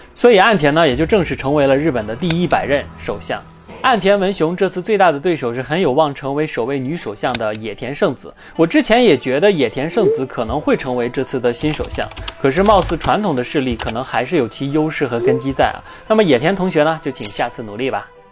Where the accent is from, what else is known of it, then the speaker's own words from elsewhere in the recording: China; 咱们中国